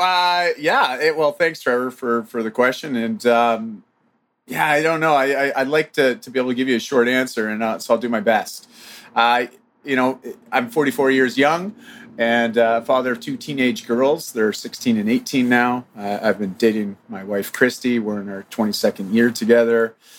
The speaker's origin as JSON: {"language": "English", "region": "Ontario", "country": "Canada", "said": "I'm from Ontario."}